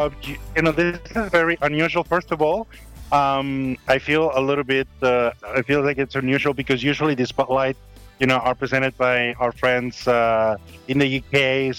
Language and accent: English; Venezuela; As most of you know, I'm from Venezuela. I grew up there.